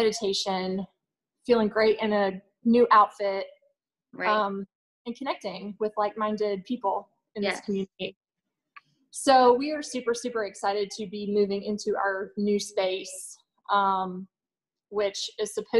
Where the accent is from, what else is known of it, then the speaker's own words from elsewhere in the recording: Greenville, United States; moved away as an adult; also born or lived in Charlotte; I'm from Greenville. My family is here, born and raised.